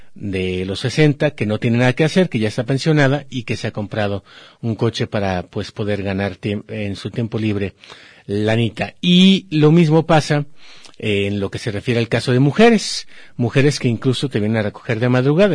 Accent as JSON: {"language": "Spanish", "country": "Mexico", "said": "somos los mexicanos"}